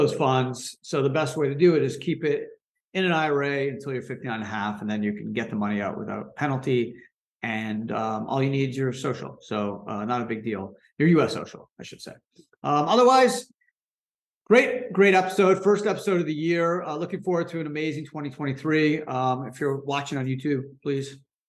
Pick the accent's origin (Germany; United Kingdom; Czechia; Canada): Canada; moved away as an adult; also born or lived in New York; I was born in Canada, went to law school in New York